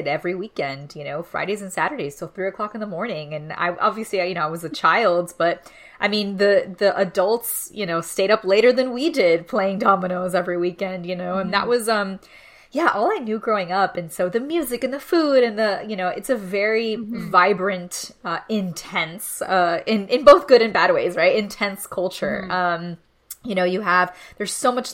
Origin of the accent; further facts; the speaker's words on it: Miami, Florida, United States; moved away; growing up in Miami, out in the outskirts of Little Havana